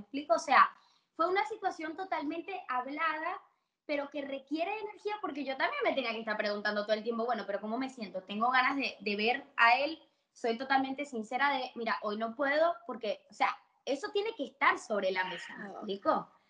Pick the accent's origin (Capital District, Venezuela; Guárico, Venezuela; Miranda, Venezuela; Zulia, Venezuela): Capital District, Venezuela; Caracas; also born or lived in Barquisimeto, Venezuela; now in Argentina; me crié, yo soy de Caracas, pero estuve 12 años en Barquisimeto.